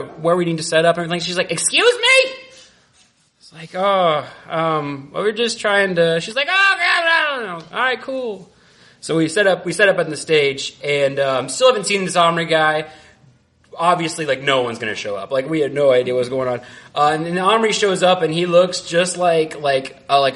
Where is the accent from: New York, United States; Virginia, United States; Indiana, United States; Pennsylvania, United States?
Indiana, United States; Central; also born or lived in Marquette, Michigan; now in Chicago, United States; I was from Central Indiana, where we make meth and everything's like jolly.